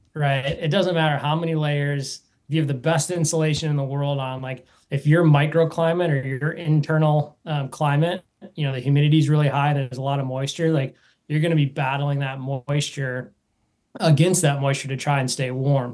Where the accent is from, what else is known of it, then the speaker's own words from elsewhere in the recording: Wisconsin, United States; I grew up in Wisconsin.